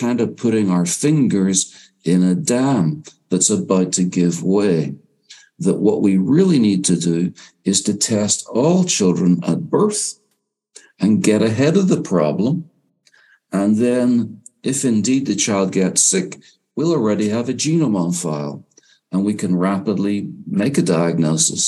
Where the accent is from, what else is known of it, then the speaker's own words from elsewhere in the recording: Northern Ireland, United Kingdom; also born or lived in England and Wales; now in United States; I grew up in Northern Ireland